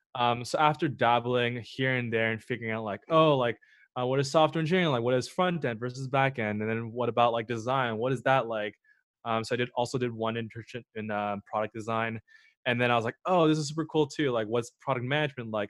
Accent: Montreal, Quebec, Canada; moved away as an adult; also born or lived in Waterloo; originally I'm from Montreal

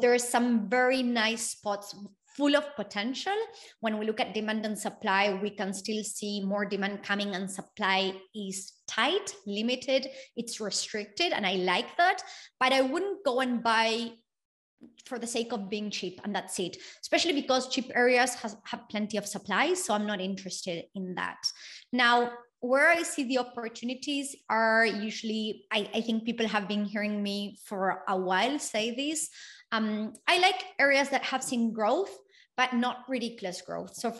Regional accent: Argentina; now in Australia; I come from Argentina

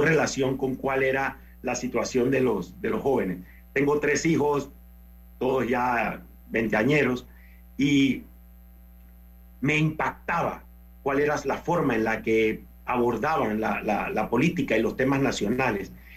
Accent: Panama

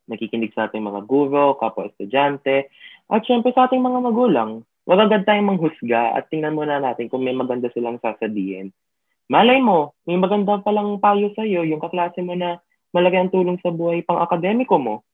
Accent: Philippines; before we became students, we are Filipinos.

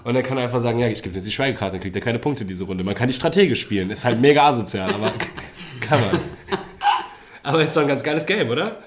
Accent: Germany; wir als Deutsche

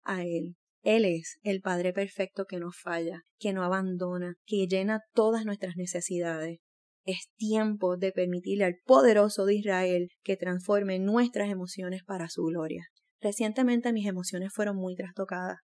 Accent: Puerto Rico; no estaba en mi país, estaba fuera de Puerto Rico

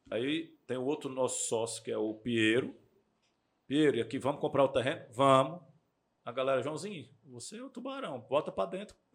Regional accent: Fortaleza, Ceará, Brazil; now in São Paulo, Brazil; Eu sou de Fortaleza e eu moro em São Paulo.

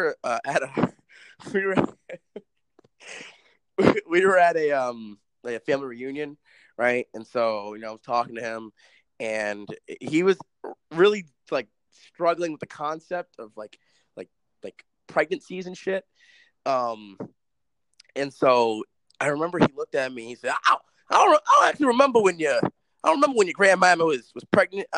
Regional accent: New York City, New York, United States; moved away; This is coming from someone born and raised there

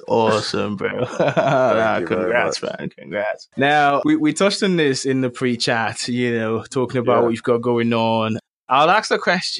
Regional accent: Lagos, Nigeria; I speak a bit of Yoruba. I was born in Lagos

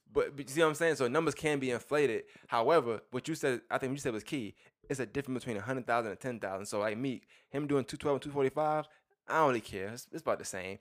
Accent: New York, United States; I'm from New York

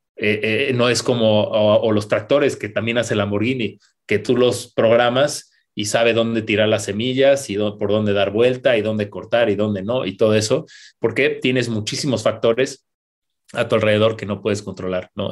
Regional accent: Querétaro, Mexico; como, mexicanos, como queretanos

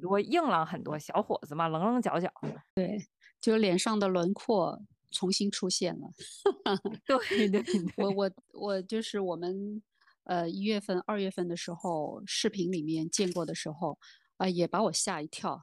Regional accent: Beijing, China; accent: Beijing dialect; 我们北京话

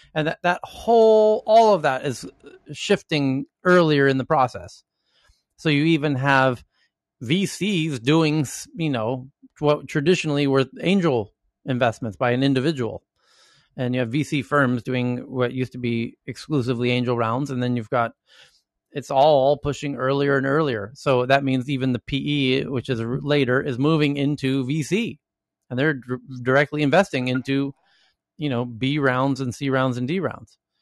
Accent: United States; Even as an American

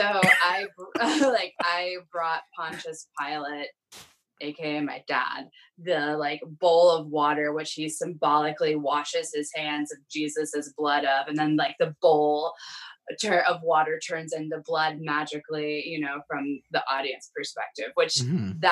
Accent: South Louisiana, United States; moved away as an adult; also born or lived in Chicago; now in Oregon, United States; I am originally from South Louisiana.

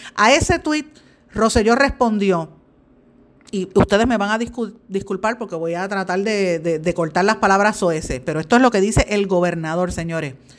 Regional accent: Puerto Rico; uno como puertorriqueña

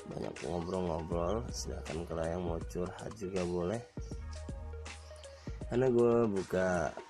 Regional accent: Semarang, Central Java, Indonesia; gue dari Semarang, Jawa Tengah.

